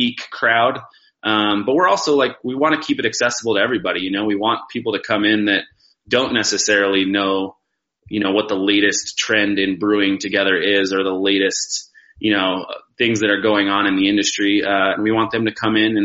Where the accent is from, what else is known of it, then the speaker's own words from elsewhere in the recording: Durango, Colorado, United States; I grew up in Durango, so Ska was kind of like my hometown brewery